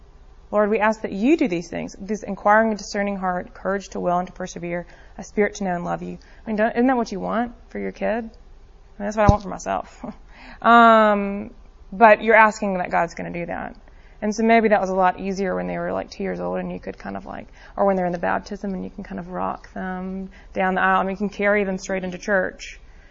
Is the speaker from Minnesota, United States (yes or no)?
no; Birmingham, Alabama, United States; I grew up here in Birmingham, so I have limited experience with this